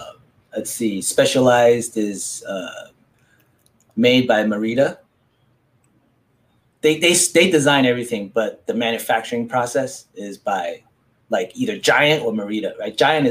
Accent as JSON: {"language": "English", "country": "Taiwan", "tie": "born or raised there", "also_born_or_lived": "United States", "moved": "yes", "said": "I was born in Taiwan"}